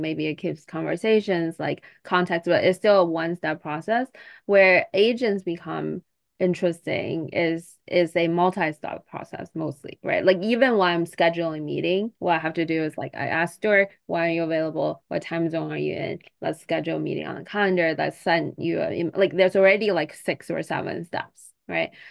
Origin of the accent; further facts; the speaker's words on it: China; I'm from China